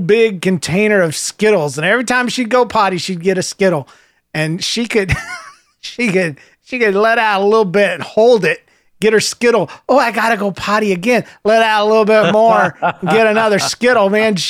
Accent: Alberta, Canada; I'm 11 from Alberta, Canada.

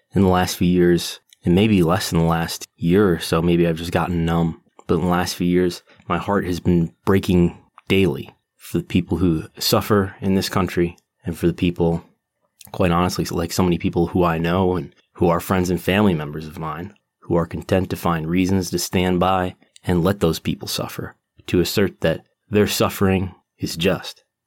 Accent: United States; also born or lived in Buffalo, New York; I've lived in the United States uh, my entire life since 1985

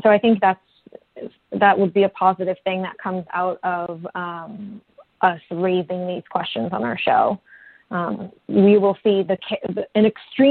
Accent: United States; as a young person growing up in America, when you don't see yourself represented on screen

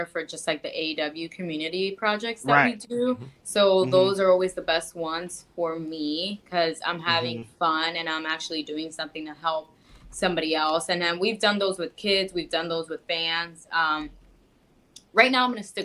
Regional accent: Miami, Florida, United States; in Miami, in my hometown

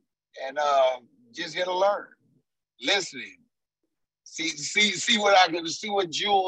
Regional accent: Florida, United States; now in Memphis, United States; I presently reside in Memphis, Tennessee. I'm originally from Florida. Military man

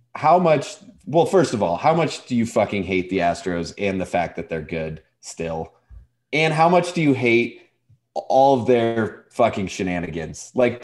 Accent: Montana, United States; I'm from Montana

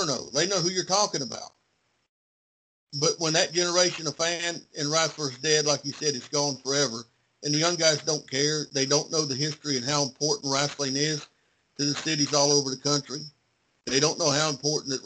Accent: Kingsport, Tennessee, United States; also born or lived in Fall Branch, Tennessee; in the city that I was born in, Kingsport, I live outside the city, but I consider it my hometown

